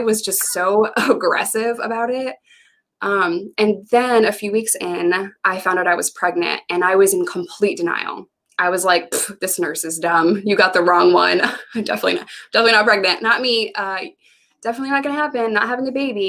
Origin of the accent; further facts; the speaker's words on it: New York, United States; moved away as an adult; also born or lived in Arkansas; I had no family in the state of Arkansas. I'm from New York